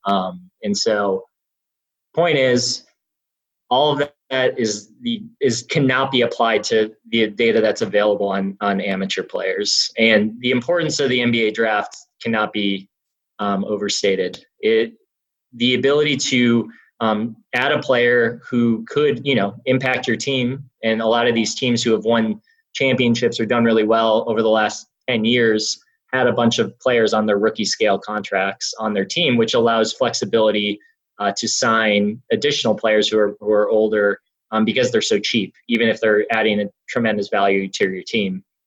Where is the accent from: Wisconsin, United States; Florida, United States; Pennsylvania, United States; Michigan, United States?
Wisconsin, United States; Milwaukee; I grew up in Wisconsin